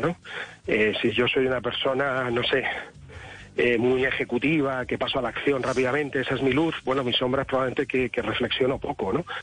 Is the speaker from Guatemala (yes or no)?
no; Spain; Yo como español